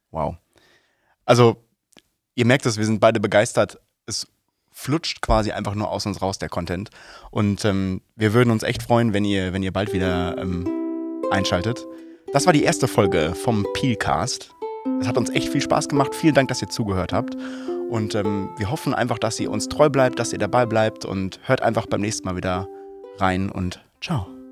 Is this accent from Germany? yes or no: yes; Soest, North Rhine-Westphalia, Germany; als gebürtiger Soester